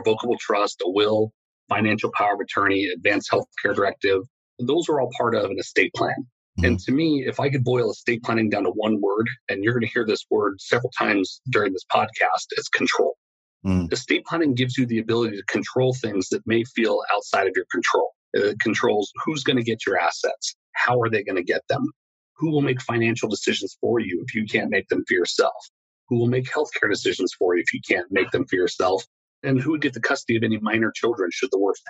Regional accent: Stockton, California, United States; moved away as an adult; also born or lived in Santa Barbara, California; now in Sacramento, United States; I was California born and raised in Stockton, California. Just, you know, Central Valley guy all the way

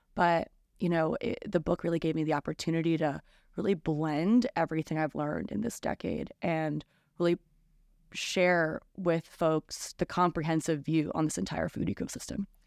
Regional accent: New Jersey, United States; now in New York City, United States; I'm from New Jersey

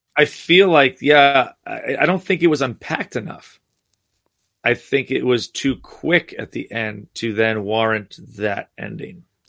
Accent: New Jersey, United States; I grew up in New Jersey

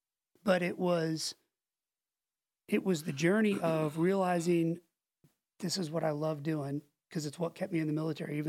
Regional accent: Pensacola, Florida, United States; in Pensacola. I only lived there 2 years, but those are the, like, that's, if somebody asks, like, where did you grow up or what's, I think of that place as home.

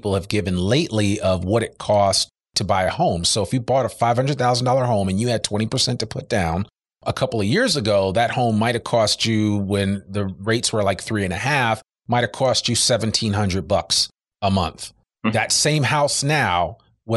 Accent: Northeast, United States; now in Arkansas, United States; I come from the Northeast

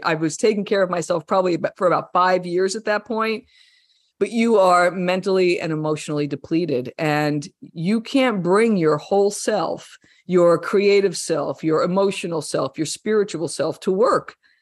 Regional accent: New Jersey, United States; I was a kid from Jersey.

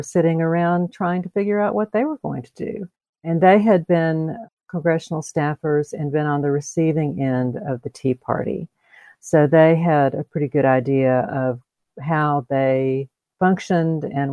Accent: Columbus, Georgia, United States; also born or lived in metro Atlanta; So I am a native Georgian, which is these days a little unusual in the metro Atlanta area. I grew up in Columbus.

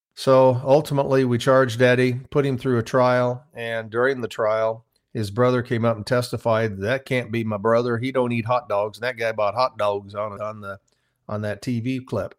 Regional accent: Midwest, United States; I started out on a farm, small farm in the Midwest

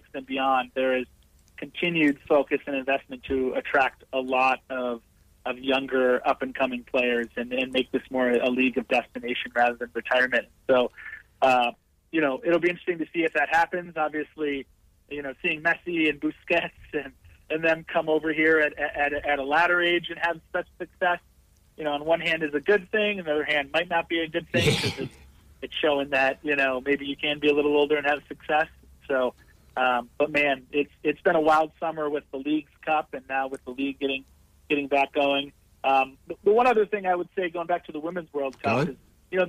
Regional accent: Minnesota, United States; moved away; I grew up in Minnesota, and all of my brothers are season ticket holders and family live in Minnesota

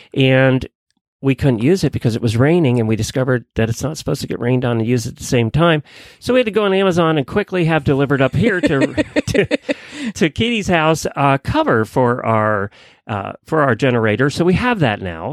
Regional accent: Ocala, Florida, United States; I'm from Ocala

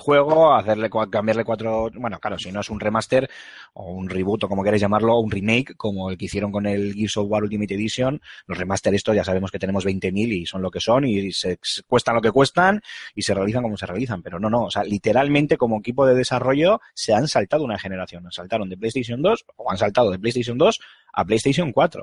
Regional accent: Bilbao, Basque Country, Spain; soy de Bilbao

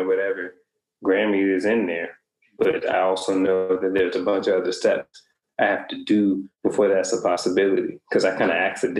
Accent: New Orleans, Louisiana, United States; moved away as an adult; now in Italy; growing up in New Orleans

